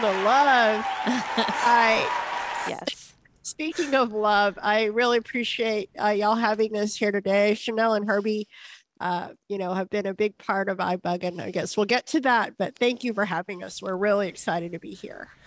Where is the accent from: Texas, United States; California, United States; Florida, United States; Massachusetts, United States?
Texas, United States; Houston; I grew up here in Houston